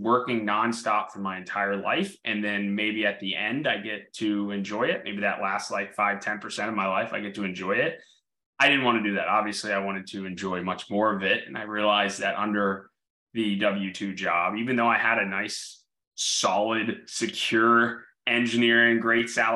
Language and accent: English; Orlando, Florida, United States; I grew up in Orlando